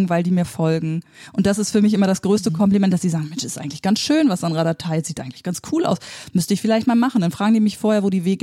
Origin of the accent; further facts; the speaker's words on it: Bremen, Germany; hey, ich komme aus Bremen und Bremen ist echt cool, ihr müsst nicht alle nach Hamburg, hier ist auch gut.